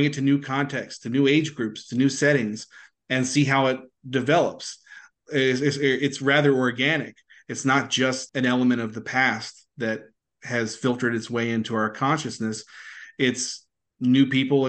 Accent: Maryland, United States; moved away; I'm from Maryland originally

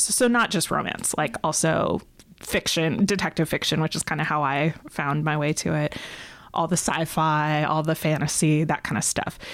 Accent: Rochester, New York, United States; I'm from Rochester, New York

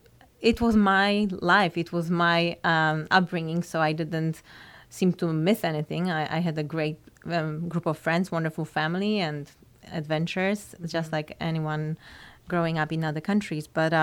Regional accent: Bydgoszcz, Kuyavian-Pomeranian Voivodeship, Poland; English is a second language; moved away as an adult; now in United States; I'm from Bydgoszcz, Poland. Okay. I lived in Poland for 23 years.

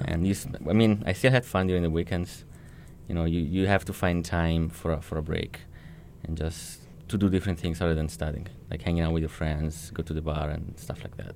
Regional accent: Italy; moved away as an adult; now in United States; I come from Italy

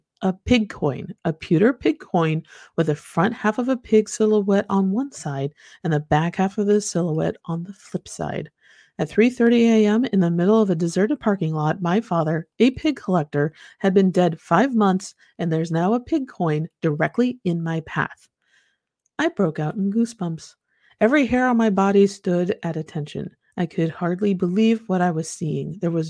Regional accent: Virginia, United States; moved away as an adult; now in Waynesville, United States; My husband, Andy, was transferred to Ohio in 2009, so we left my home state of Virginia and moved to Waynesville, Ohio.

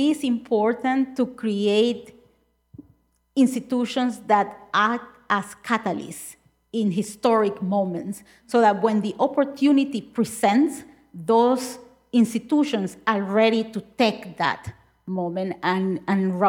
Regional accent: Nicaragua; I am certainly from Nicaragua

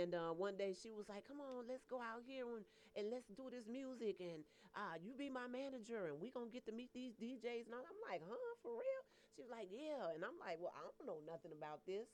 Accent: Las Vegas, Nevada, United States; also born or lived in Santa Ana, California; now in Atlanta, United States; I was born in California but raised in Las Vegas, Nevada

